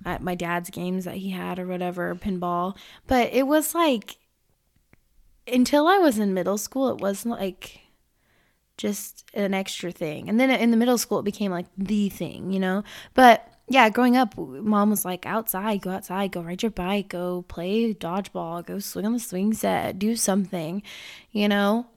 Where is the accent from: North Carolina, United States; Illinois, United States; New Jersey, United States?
Illinois, United States; I was born in Illinois